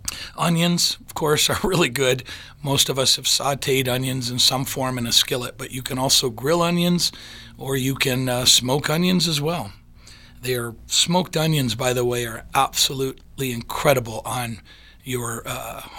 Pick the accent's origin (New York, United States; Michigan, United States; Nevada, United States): Michigan, United States; when I grew up in Michigan